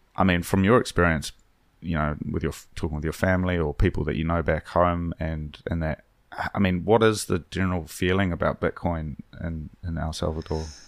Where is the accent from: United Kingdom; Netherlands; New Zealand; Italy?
New Zealand; Hawke's Bay; where I grew up in Hawke's Bay